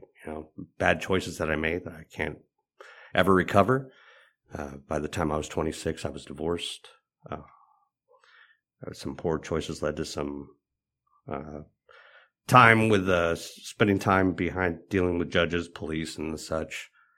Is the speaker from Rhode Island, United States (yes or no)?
no; Los Angeles, California, United States; I grew up in Los Angeles, California, in a town called Van Nuys, California.